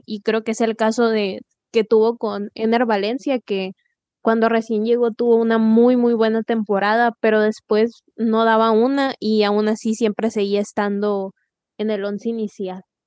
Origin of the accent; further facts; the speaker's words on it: Mexico; como mexicanos todos, todos pensamos